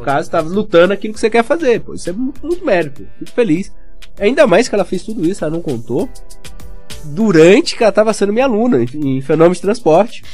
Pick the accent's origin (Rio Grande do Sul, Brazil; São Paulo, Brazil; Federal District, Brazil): Federal District, Brazil; Brasília; moved away; also born or lived in Bahia; em Brasília, que o pessoal chama de inverno, que foi onde eu cresci